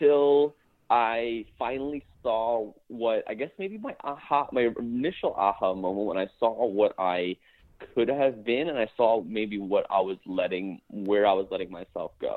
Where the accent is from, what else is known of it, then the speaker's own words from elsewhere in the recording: New Jersey, United States; I am from New Jersey.